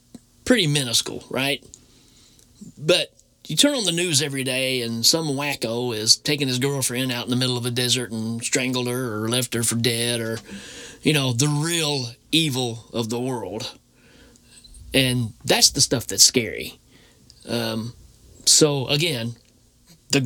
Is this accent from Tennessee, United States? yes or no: yes; Tennessee, United States; I grew up in Tennessee, so very strong Bible Belt